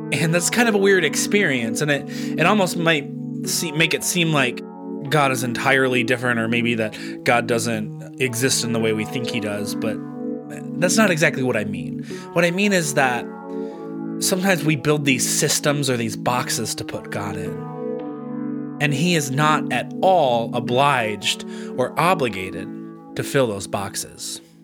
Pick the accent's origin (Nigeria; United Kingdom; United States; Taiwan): United States; Grand Rapids, Michigan; moved away as an adult; now in Flint, United States; I'm from Grand Rapids, Michigan